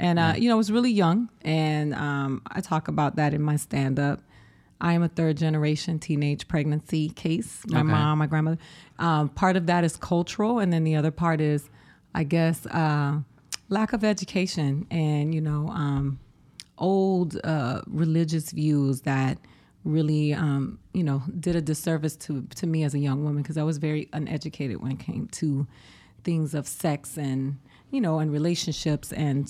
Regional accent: Boston, Massachusetts, United States; born there; I was brought back. I'm an anchor baby. there you go, Donald Trump. Come for me. I was born in Boston.

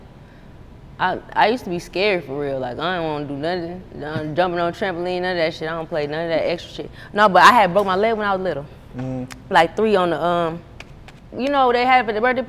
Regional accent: Georgia, United States; also born or lived in Lafayette, Indiana; I moved here in third grade

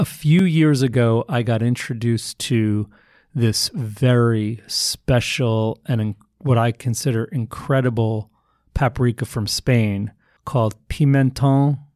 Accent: New York, United States; I'm a New Yorker

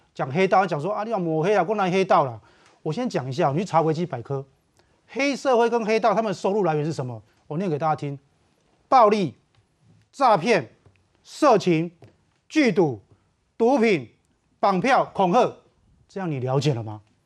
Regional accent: southern Taiwan, Taiwan; 我们小时候在南部

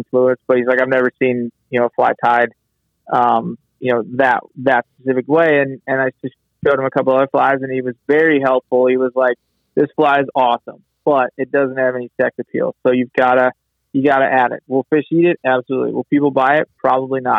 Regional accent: Chesapeake Bay area, United States; growing up on the Chesapeake and being originally being kind of a saltwater guy

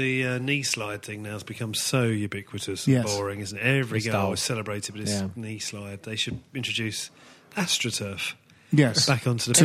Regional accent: London, United Kingdom; I come from East Ham.

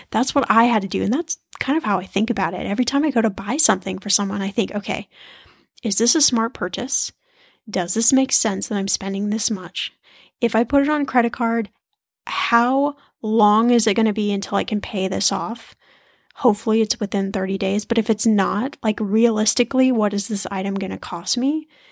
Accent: United States; being American

